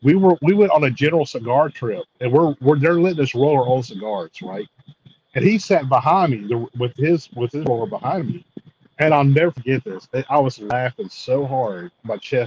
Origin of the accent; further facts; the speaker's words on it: Mississippi, United States; moved away as an adult; also born or lived in Houston / Tallahassee; now in Dallas, United States; I lived in Mississippi where I'm from